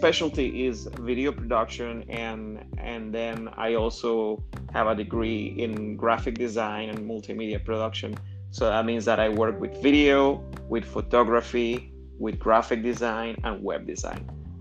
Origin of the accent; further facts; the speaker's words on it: Colombia; English is a second language; moved away as an adult; also born or lived in Indiana; now in United States; I am originally from Colombia, and I went to college down there.